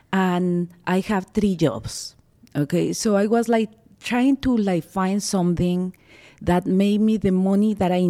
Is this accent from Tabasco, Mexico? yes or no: no; Mexico City, Mexico; first language Spanish; English is a second language; moved away as an adult; now in United States; I'm from Mexico City. I was like born in a little town